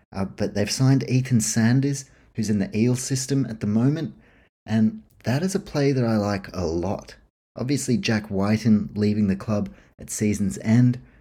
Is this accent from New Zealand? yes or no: yes; New Zealand; I grew up in New Zealand, always been a Warriors man